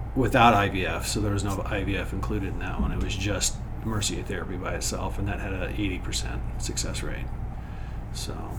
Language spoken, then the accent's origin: English; Wyoming, United States; I grew up in Wyoming